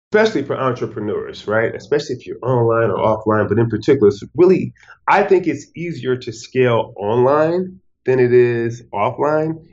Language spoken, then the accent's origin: English; Detroit, Michigan, United States; moved away as an adult; I'm from Detroit, Michigan